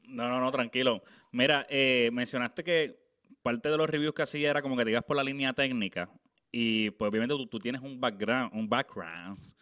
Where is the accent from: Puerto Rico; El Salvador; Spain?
Puerto Rico; Naguabo; moved away; yo estoy viviendo afuera, Pero yo soy de Naguabo